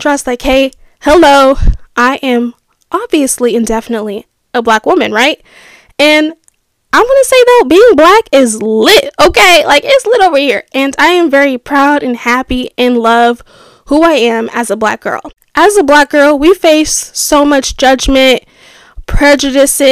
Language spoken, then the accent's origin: English; United States; growing up in America